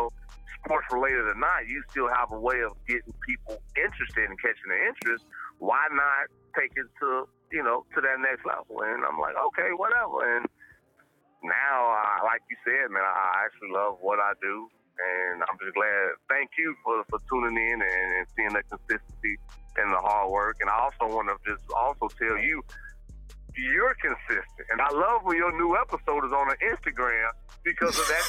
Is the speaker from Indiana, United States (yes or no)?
yes; Gary, Indiana, United States; also born or lived in Chicago; Born and raised in Gary, Indiana